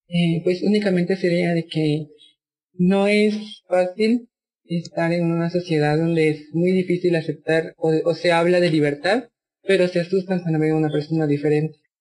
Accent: San Juan Comalapa, Chimaltenango, Guatemala; Yo soy de Guatemala, fui criada por mujeres indígenas

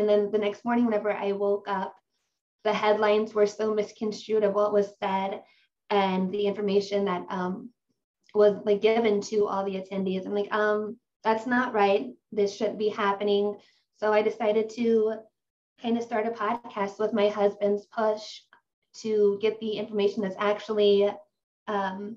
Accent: Ohio, United States; I'm from Ohio in the United States

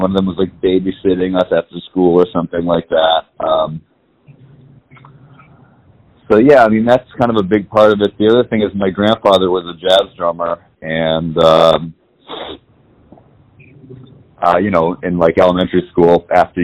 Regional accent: New York City, New York, United States; I was born and raised in New York City

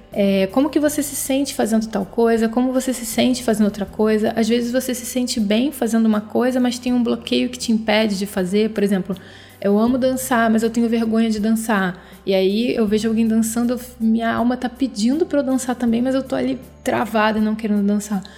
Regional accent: Rio de Janeiro, Brazil; eu sou brasileira, nasci no Rio de Janeiro, nasci em 81

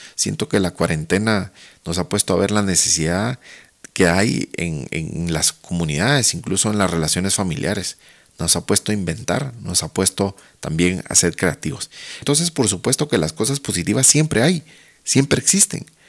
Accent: Guatemala; soy guatemalteco, profesional de marketing

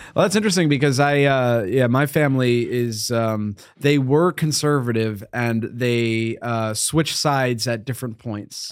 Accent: Northeast, United States; I grew up in the Northeast as a fat boy

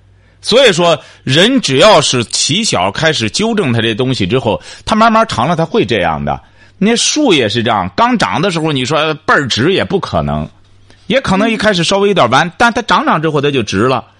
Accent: China; 我们中国人过去讲什么坐如钟，行如风的

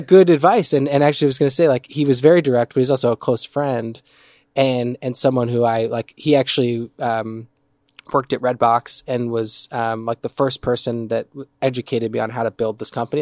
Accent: New Jersey, United States; moved away; also born or lived in New York / Midwest; I'm originally from New Jersey

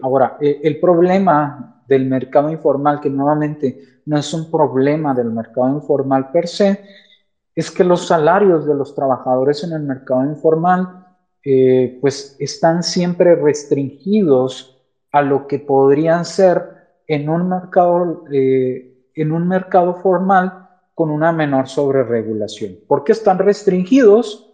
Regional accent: Mexico; como mexicanos

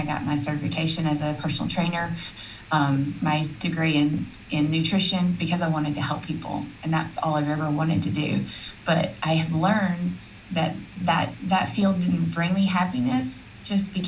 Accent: South Alabama, United States; where I grew up in South Alabama

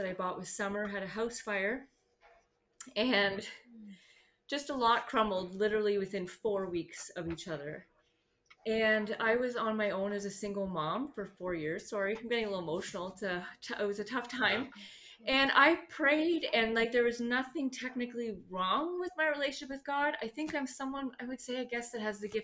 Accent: Vineland, Ontario, Canada; I'm from Vineland, Ontario, Canada, which is about 15, 20 minutes from Niagara Falls and an hour from Toronto

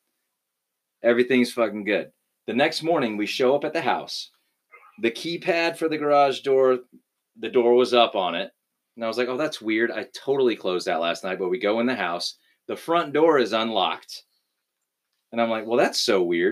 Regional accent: Louisiana, United States; I'm from Louisiana

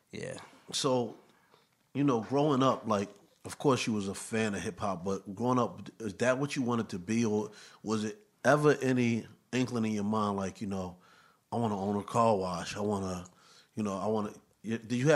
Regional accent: New York City, New York, United States; I mean, growing up in Harlem for me was fun.

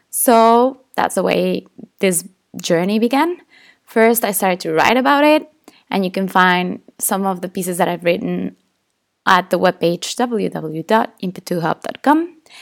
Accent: Tepoztlán, Morelos, Mexico; English is a second language; my hometown, a beautiful place called Tepoztlán. And growing up in this town is super touristy

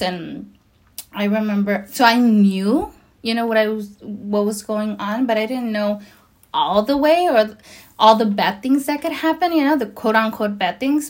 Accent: Los Angeles, California, United States; also born or lived in Nayarit, Mexico; now in Whittier, United States; I was brought to the states when I was three years old, about to be four, and um, and I've lived in Los Angeles ever since. Um, and I just I grew up in Los Angeles

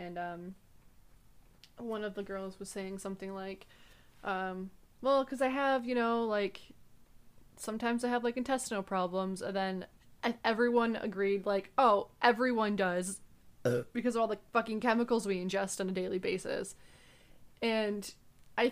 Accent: upstate New York, United States; now in New England, United States; I did grow up in upstate New York

